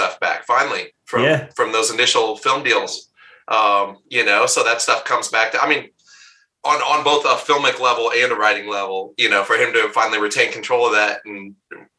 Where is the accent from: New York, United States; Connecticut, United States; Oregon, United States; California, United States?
Oregon, United States; Bend; as a kid growing up in Bend, Oregon